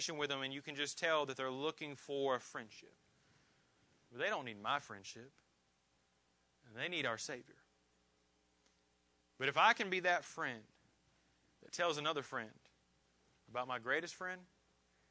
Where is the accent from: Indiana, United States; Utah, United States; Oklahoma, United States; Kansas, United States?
Indiana, United States; moved away; also born or lived in Georgia; I have a ton of friends that I grew up with in Indiana. I have friends I grew up with in Georgia.